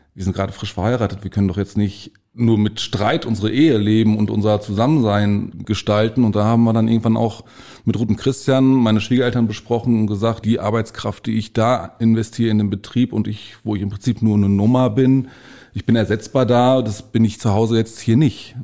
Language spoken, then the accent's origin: German; Bielefeld, North Rhine-Westphalia, Germany; moved away; also born or lived in Bad Oeynhausen / Detmold / Lippe; ich bin ein äh, gebürtiges Stadtkind. Ich bin äh, mitten in Bielefeld aufgewachsen